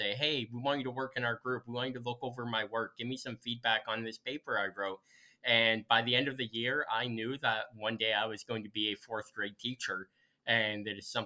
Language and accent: English; Central Illinois, United States; moved away as an adult; also born or lived in Urbana, Illinois; now in Freeport, United States; I grew up in Central Illinois, lived my whole life there except for about 2.5 years.